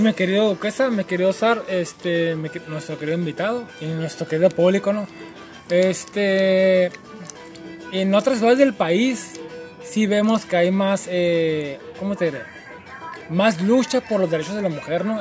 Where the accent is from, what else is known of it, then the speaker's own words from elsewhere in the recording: Mexico; como mexicanos